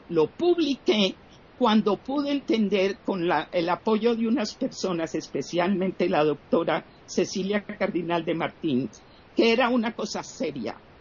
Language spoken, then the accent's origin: Spanish; Colombia; yo era una persona con el privilegio de ser de una situación socioeconómica privilegiada en mi país, Colombia